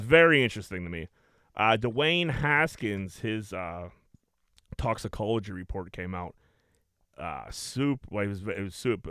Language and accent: English; Greenfield, United States; I grew up on fucking Bigelow Street